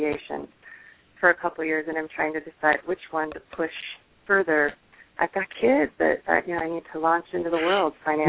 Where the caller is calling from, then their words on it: Washington, United States; I'm calling from South Puget Sound.